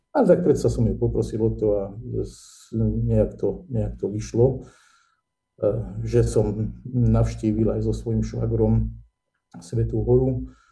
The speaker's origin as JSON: {"language": "Slovak", "town": "Nitra", "region": "Nitra Region", "country": "Slovakia", "tie": "born or raised there", "said": "ja som rodák z Nitry"}